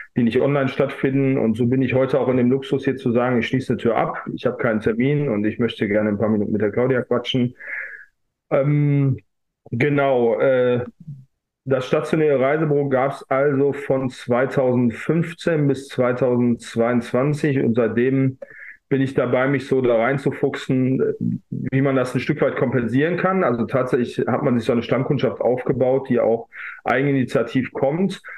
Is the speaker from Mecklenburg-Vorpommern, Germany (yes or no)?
no; Essen, North Rhine-Westphalia, Germany; die Stadt Essen, äh, meine Heimatstadt